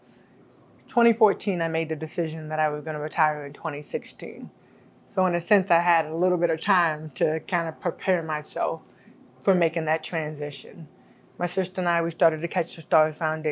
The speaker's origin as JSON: {"language": "English", "country": "United States"}